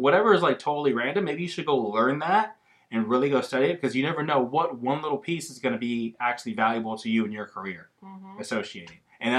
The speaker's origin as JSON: {"language": "English", "town": "Austin", "region": "Texas", "country": "United States", "said": "Because I'm from Austin."}